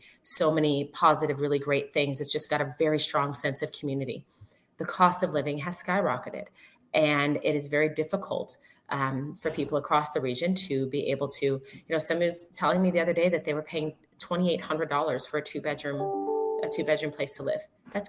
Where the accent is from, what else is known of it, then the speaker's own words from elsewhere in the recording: Detroit, Michigan, United States; now in Windsor, Canada; I grew up in Detroit, as you well know, Arms, and it reminds me so much of the west side of Detroit where I grew up.